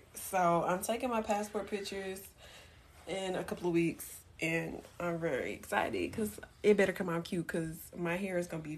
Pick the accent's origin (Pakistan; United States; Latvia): United States; Baton Rouge, Louisiana; now in Dallas, United States; I'm from Baton Rouge